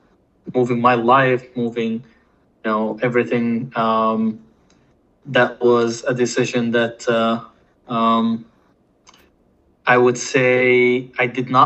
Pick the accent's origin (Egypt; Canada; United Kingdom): Egypt; Cairo, Cairo Governorate; accent: Egyptian; English is a second language; moved away as an adult; now in United States; Myself, I was born and raised in Cairo, Egypt. I think I moved here in my early 20s. Right now, I'm in my mid-30s, so it's been a long time being here. In the US